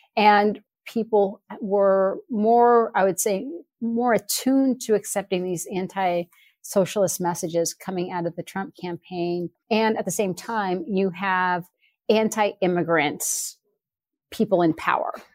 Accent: Sonoma, California, United States; when I was growing up in Sonoma

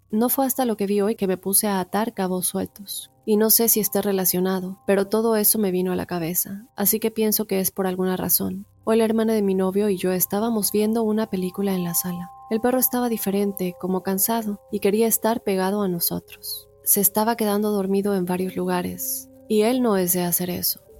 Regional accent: Puerto Rico; also born or lived in North Dakota, United States; now in United States; soy de Puerto Rico, pero hace cinco años resido en Estados Unidos. Por casi cinco años viví en Dakota del Norte y en noviembre del 2020 me mudé a Florida junto con mi novio y su familia.

